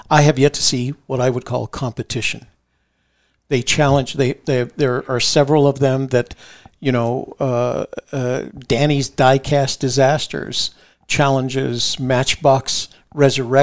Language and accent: English; Washington, District of Columbia, United States; I grew up in Washington D.C.